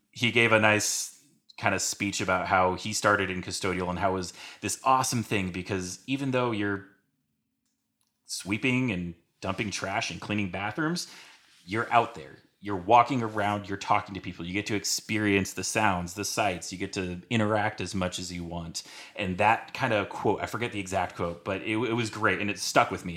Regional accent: San Diego, California, United States; moved away; I grew up in San Diego, California

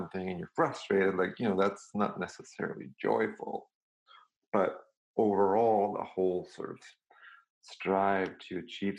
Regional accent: Serbia; moved away; also born or lived in Belgrade; I grew up in Serbia and I went to a very classical European system

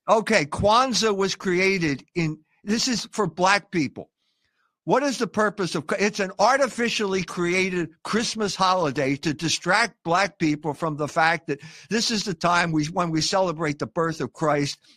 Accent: Philadelphia, Pennsylvania, United States; I got ethnically cleansed from the Irish neighborhood that I was born into in Philadelphia

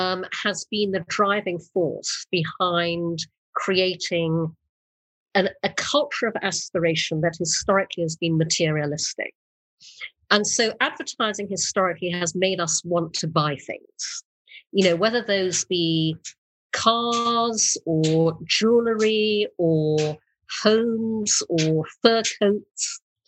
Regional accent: Brunei; also born or lived in United Kingdom; I was born in the UK. But when I was six, we moved to Brunei in Borneo. And so I grew up in Brunei and traveled a lot around Asia.

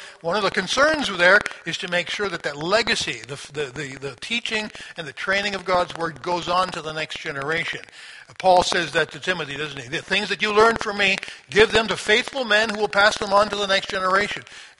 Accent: Sri Lanka; as I was growing up in Sri Lanka, Trinity was a part of the support network of my parents.

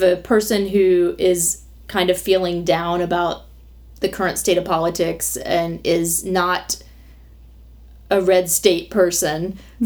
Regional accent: the South, United States; also born or lived in New York; a Southerner

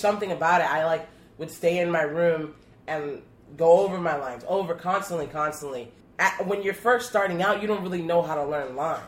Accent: Chicago, Illinois, United States; growing up in Pilsen and being just like the, you know, one of like five, you know, biracial kids in the neighborhood

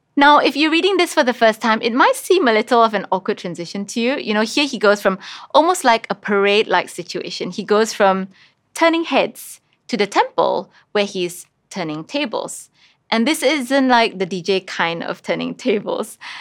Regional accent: Kuching, Sarawak, Malaysia; I grew up in Kuching

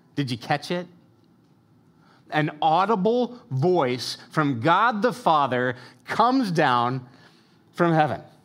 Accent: United States; as American consumers

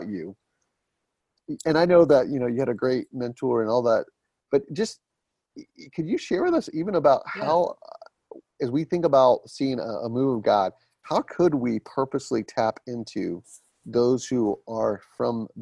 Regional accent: Atlanta, Georgia, United States; moved away as an adult; now in Lehigh Valley, United States; I'm from Atlanta originally, born and raised in the ATL

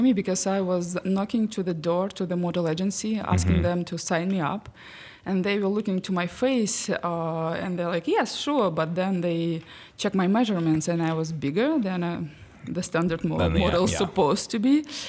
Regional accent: Belarus; born there; English is a second language; I was born actually in Belarus because my father worked in army and we used to travel a lot.

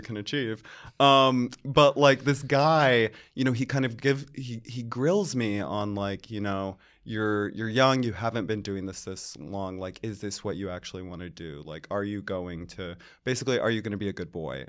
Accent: Charlotte, North Carolina, United States; moved away as an adult; now in New York, United States; I grew up in Charlotte, North Carolina

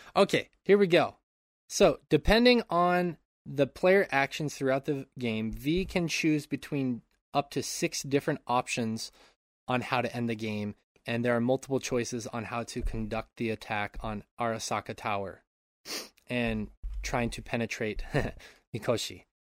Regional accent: Montana, United States; moved away; I grew up in Montana my enti-, uh, for my entire childhood and p, a large part of my adulthood

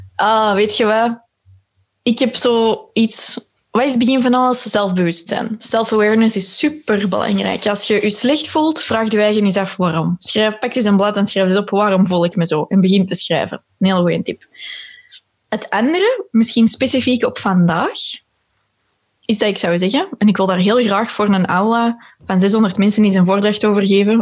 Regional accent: Belgium; als Belgen

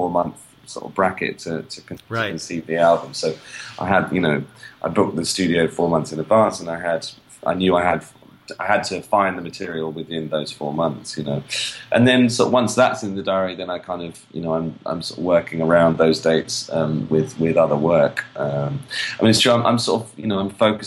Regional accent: London, United Kingdom; I grew up in London. Raised in London

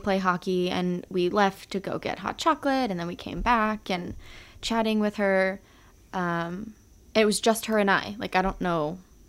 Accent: San Diego, California, United States; also born or lived in Modesto / Los Angeles; I grew up in San Diego. So when I was about two, my parents moved to LA and then to San Diego.

